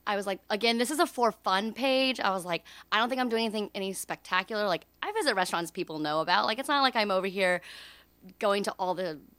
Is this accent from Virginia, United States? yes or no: yes; Charlottesville, Virginia, United States; now in Richmond, United States; I am a Virginia native is how I start, and I am originally from Charlottesville